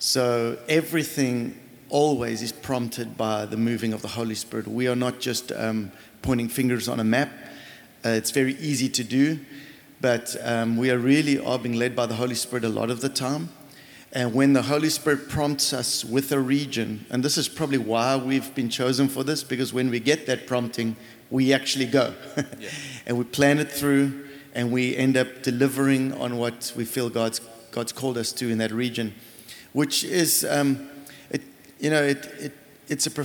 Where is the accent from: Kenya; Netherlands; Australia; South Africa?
South Africa; I was born and raised in South Africa